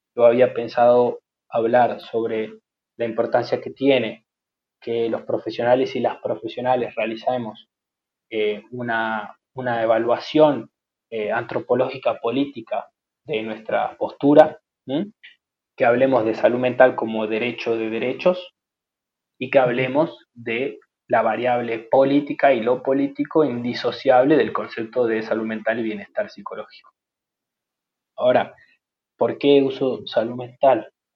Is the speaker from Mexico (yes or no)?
no; Argentina